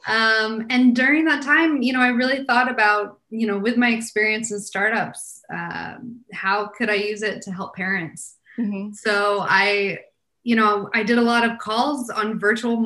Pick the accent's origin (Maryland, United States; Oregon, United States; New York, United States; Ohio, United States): Oregon, United States; Portland; moved away; also born or lived in Delaware, United States / Los Angeles, United States; I was actually born on the East Coast, a little state called Delaware. But I grew up in the Pacific Northwest in Portland, Oregon.